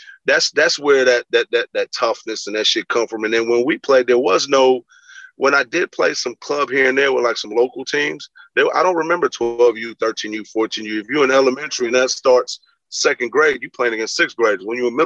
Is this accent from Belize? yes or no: yes; Belize; I'm a kid from Belize and my mother, you know, moved. We moved from different parts of the cities as her job got better.